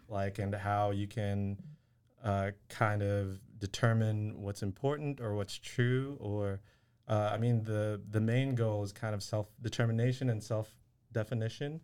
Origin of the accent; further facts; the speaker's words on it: Waco, Texas, United States; I grew up here in Waco